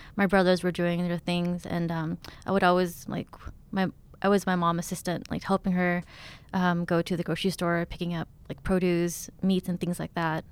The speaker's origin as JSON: {"language": "English", "town": "Stockton", "region": "California", "country": "United States", "tie": "born or raised there", "also_born_or_lived": "Thailand / Texas / Oakland, California", "said": "growing up in Stockton, um, I didn't really have anywhere to hang out besides the kitchen with my mom"}